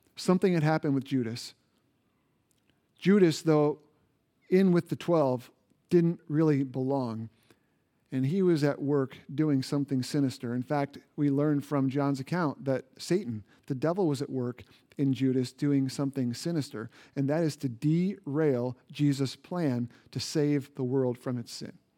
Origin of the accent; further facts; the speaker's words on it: Indiana, United States; moved away; Indiana, which is my home state